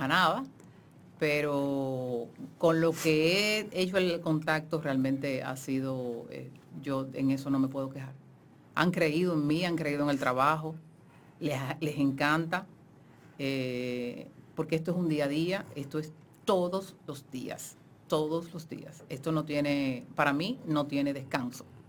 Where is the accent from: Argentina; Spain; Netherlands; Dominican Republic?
Dominican Republic; Santo Domingo; nosotros vivíamos en la zona colonial